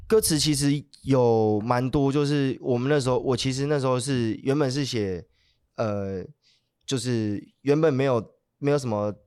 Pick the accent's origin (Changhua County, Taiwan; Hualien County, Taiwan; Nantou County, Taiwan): Hualien County, Taiwan; Hualien; 因为我是，我是花莲人，那我自己跟莫展跟一些老舍的，就是花莲的一些音乐人，就有些都是高中就认识